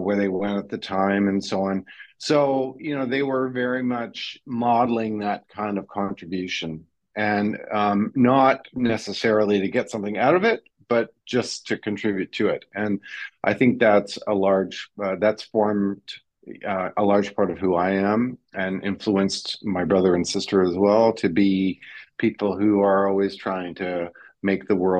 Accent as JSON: {"language": "English", "country": "Canada", "tie": "born or raised there", "also_born_or_lived": "Quebec / Ontario / British Columbia / Netherlands", "moved": "as an adult", "lives_now": "Australia", "said": "my parents are Dutch immigrants to Canada, and I grew up a portion of my life in Quebec and then a portion of my life in Ontario"}